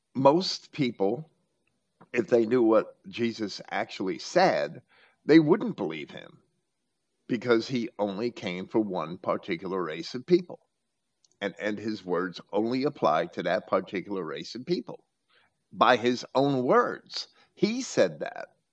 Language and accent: English; Jersey City, New Jersey, United States; moved away; also born or lived in Virginia Beach, Virginia; where I was raised in Jersey City